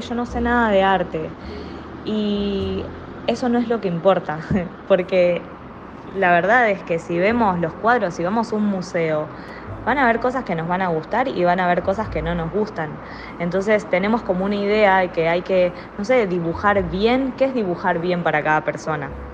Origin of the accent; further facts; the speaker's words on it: Argentina; moved away as an adult; now in Panama; estoy acá en Panamá y vengo de Argentina